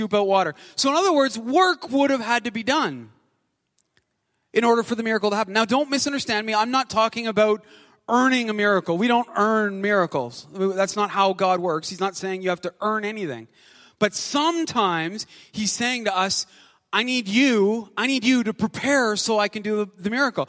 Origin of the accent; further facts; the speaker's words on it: Canada; also born or lived in Ottawa; I'm Canadian